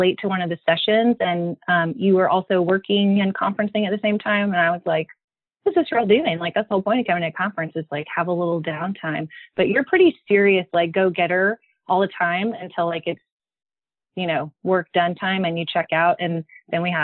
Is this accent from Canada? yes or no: no; Midland, Texas, United States; moved away as an adult; also born or lived in Fort Worth, Texas; now in San Antonio, United States; I'm from Midland, Texas, but we now live in San Antonio